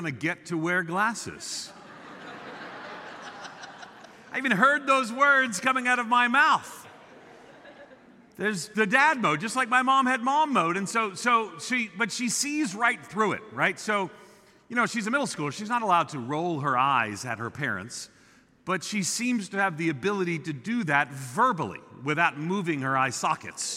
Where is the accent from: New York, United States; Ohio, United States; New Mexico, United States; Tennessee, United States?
New York, United States; Long Island; moved away; I grew up on Long Island outside of New York City. I'm a New Yorker.